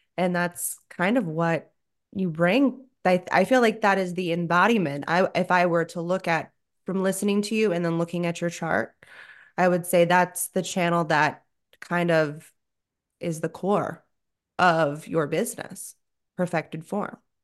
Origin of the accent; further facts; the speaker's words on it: South Florida, United States; I grew up in South Florida